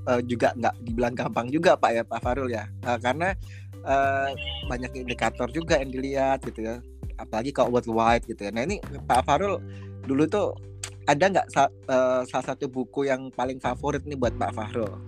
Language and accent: Indonesian; Padang, West Sumatra, Indonesia; Saya dulu anak perantauan dari Padang.